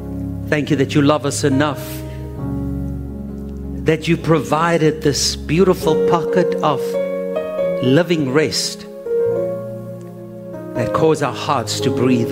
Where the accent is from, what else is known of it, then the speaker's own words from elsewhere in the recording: Ohio, United States; born there; I was born in Ohio.